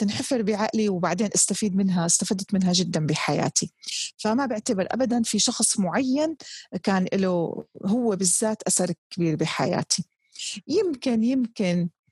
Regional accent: Damascus, Damascus Governorate, Syria; now in Jeddah, Saudi Arabia; كوني نشات في دمشق

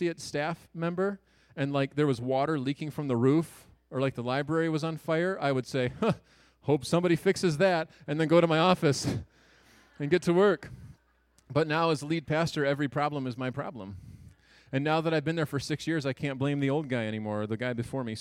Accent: Garden City, Michigan, United States; moved away as an adult; also born or lived in Spring Arbor, Michigan / Lambertville, Michigan; I grew up on the east side of the state in Metro Detroit in Garden City, Michigan

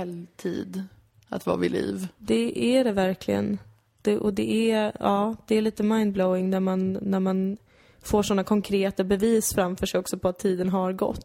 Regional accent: Täby, Stockholm County, Sweden; moved away as an adult; now in Malmö, Sweden; det var ju inte då, dåligt att växa upp där

